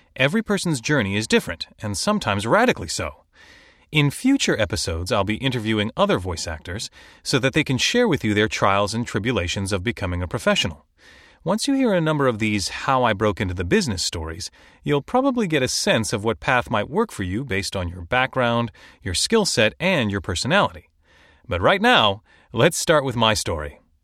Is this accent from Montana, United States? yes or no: no; Chicago, Illinois, United States; I was born and raised mostly in Chicago